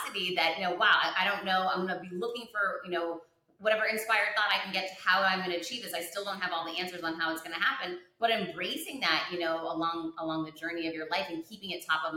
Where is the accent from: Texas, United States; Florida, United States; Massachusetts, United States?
Massachusetts, United States; Worcester; grew up very poor, grew up in Worcester, Massachusetts